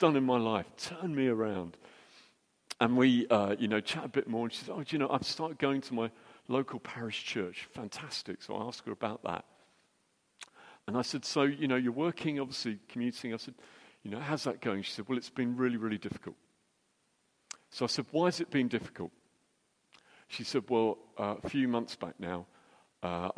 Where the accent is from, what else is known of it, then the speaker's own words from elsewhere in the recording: United Kingdom; we're British